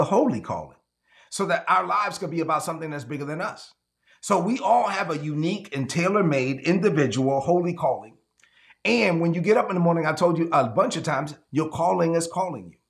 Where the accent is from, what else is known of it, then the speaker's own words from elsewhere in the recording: La Vega, Dominican Republic; moved away; my hometown in La Vega, Dominican Republic.